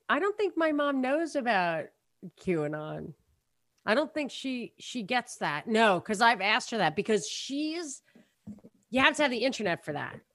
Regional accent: New York, United States; we're from New York

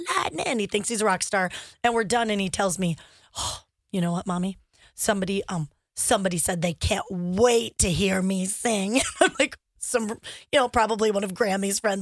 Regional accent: United States; moved away; in my home state of Montana or Idaho.

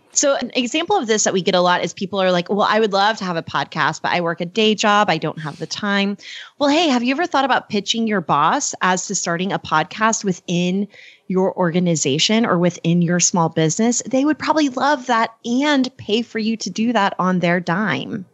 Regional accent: Oklahoma, United States; also born or lived in Texas; I was born in Texas and grew up in Oklahoma

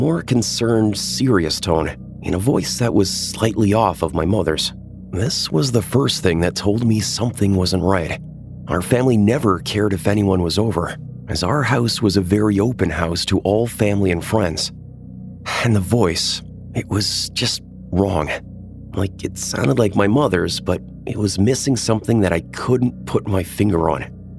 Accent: Iowa, United States; I'm from Iowa, and the winters here get cold at night.

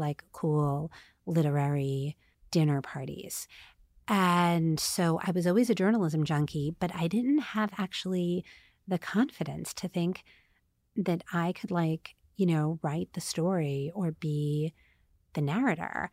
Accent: United States; also born or lived in Staten Island, New York / Queens, New York / New Jersey; I'm from Staten Island and Queens and New Jersey

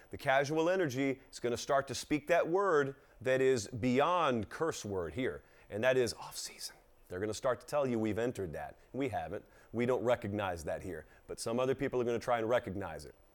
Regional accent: Georgia, United States; these are people, my home people, my home state

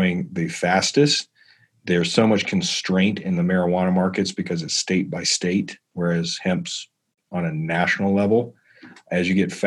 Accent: South Carolina, United States; moved away; also born or lived in California; I grew up in South Carolina

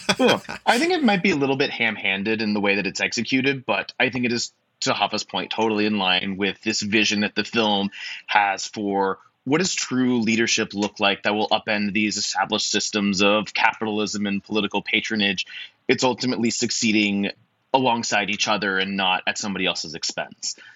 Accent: United States; me being an American man

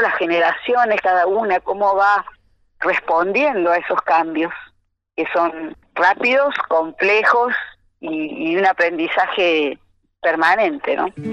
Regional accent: Cosquín, Córdoba, Argentina; Escuela Municipal de Folclore de Cosquín, de donde soy, donde vivo

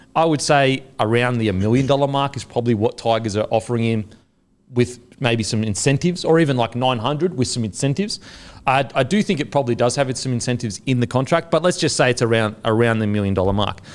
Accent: Australia; I'm Australian

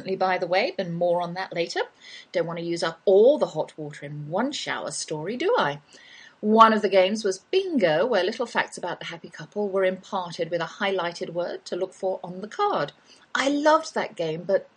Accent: England, United Kingdom; accent: English; now in Texas, United States; that's my English accent you're hearing, though I've lived in the Lone Star State half my life.

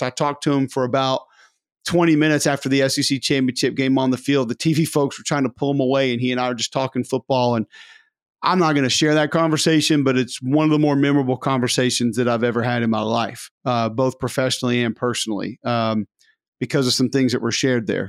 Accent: Birmingham, Alabama, United States; I grew up in Birmingham

